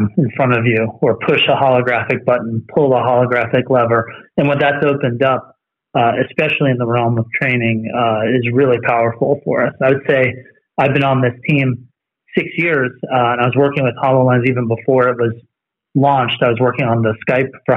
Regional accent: East Coast, United States; moved away as an adult; now in Sammamish, United States; I'm originally from the East Coast as well

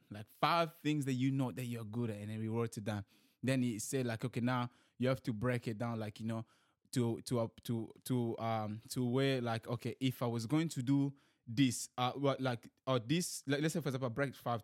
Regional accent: DR Congo; also born or lived in New Zealand; now in Sydney, Australia; I'm from Democratic Republic of Congo

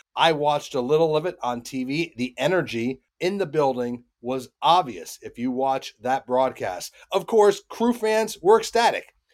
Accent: Charlotte, North Carolina, United States; right here in my hometown of Charlotte

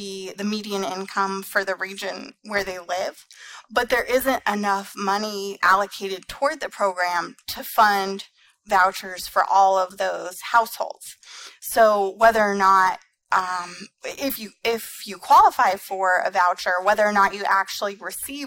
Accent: Colorado, United States; Colorado is my home state

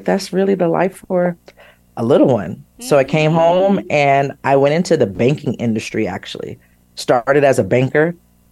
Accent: Sacramento, California, United States; I grew up in Sacramento, California.

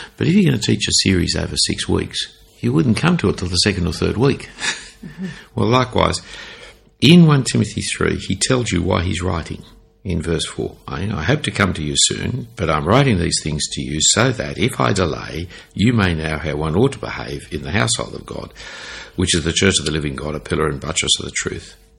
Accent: Sydney, New South Wales, Australia; when I grew up in Sydney

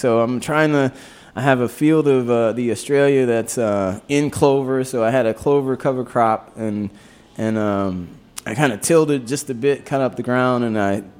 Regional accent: the South, United States; I grew up in the South

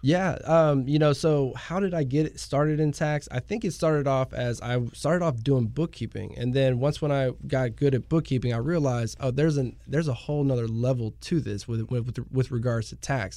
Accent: Pearland, Texas, United States; also born or lived in Houston; I'm originally from the Houston area, uh, born in Houston, uh, was raised in Pearland

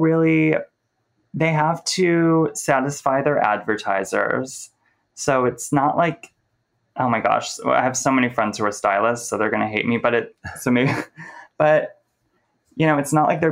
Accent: Cleveland, Ohio, United States; also born or lived in San Francisco / Oakland; now in New York City, United States; Cleveland, which is where I'm from

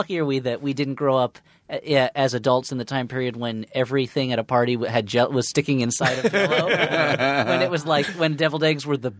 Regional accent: Millburn, New Jersey, United States; moved away as an adult; also born or lived in New York; now in Los Angeles, United States; in Millburn, New Jersey, my hometown

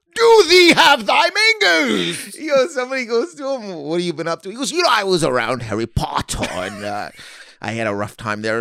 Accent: Canada; I'm from Canada, so I went to school

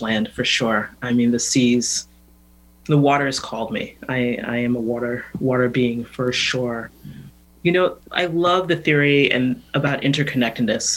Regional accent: New York City, New York, United States; moved away; I grew up in New York City

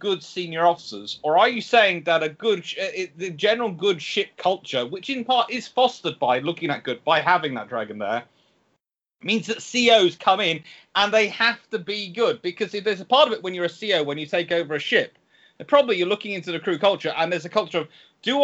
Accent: United Kingdom; as British

